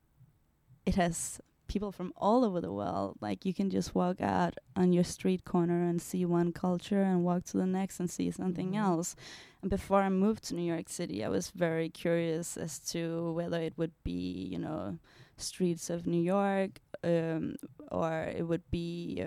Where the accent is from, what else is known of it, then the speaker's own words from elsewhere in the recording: Denmark; moved away as an adult; also born or lived in Indonesia; now in United States; I come from Denmark